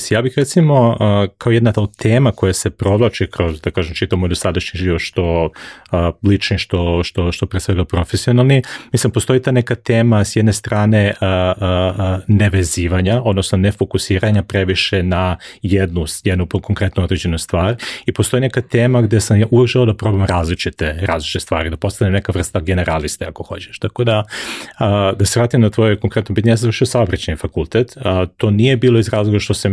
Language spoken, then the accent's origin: Croatian; Belgrade, Serbia; moved away as an adult; also born or lived in United States; now in United Arab Emirates; Ja sam odrastao, rođen sam i odrastao sam u Beogradu na Dorčelu, tamo sam proveo zapravo najveći deo svog nekog dečaštva, mladog vremena, odatle sam išao na fakulte, znači prvi 25-6 godina svog života sam ja zapravo proveo, proveo tamo.